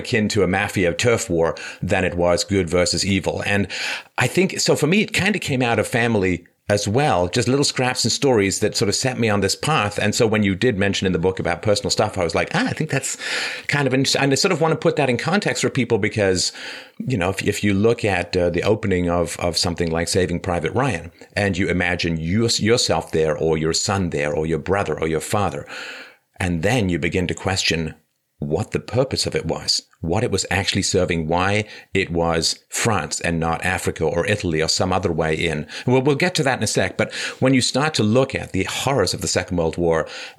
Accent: London, United Kingdom; also born or lived in Ireland; I mean, I grew up I was born in Ireland, but I grew up in London.

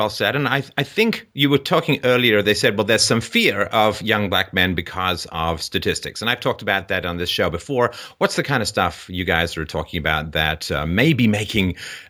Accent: England, United Kingdom; I grew up in England. My cousins were German.

